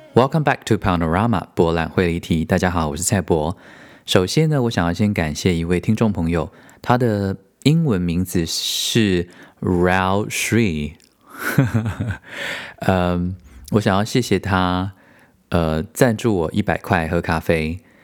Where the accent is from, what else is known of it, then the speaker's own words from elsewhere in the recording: Taiwan; moved away as an adult; also born or lived in United States; now in Germany; 我为什么要离开台湾这个舒适圈到这里